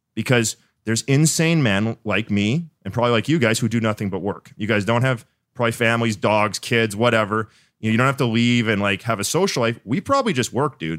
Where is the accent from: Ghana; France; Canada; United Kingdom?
Canada; Winnipeg, Manitoba; I'm from Winnipeg, so, like, Midwest